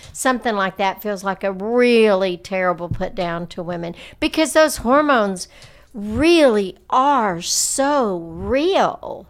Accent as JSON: {"language": "English", "region": "the South", "country": "United States", "tie": "born or raised there", "said": "growing up in the South"}